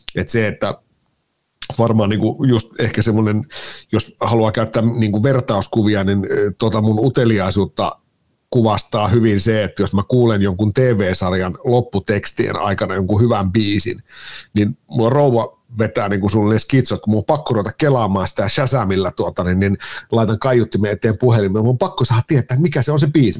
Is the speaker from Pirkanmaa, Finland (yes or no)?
no; Kajaani, Kainuu, Finland; moved away as an adult; now in Helsinki, Finland; Mä oon Kainuusta lähtösi, joo. 10-11 vuotta sitten suunnilleen tuota, niin muuttelin, muuttelin Kajaanista Helsinkiin